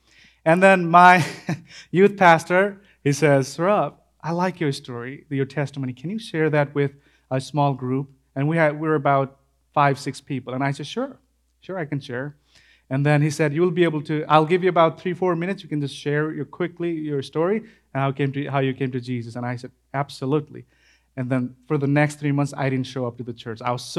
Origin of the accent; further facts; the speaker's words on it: Nepal; I grew up in Assam, that's the far western part of Nepal, the furthest part, undeveloped part in Nepal. That's Assam, that's my place.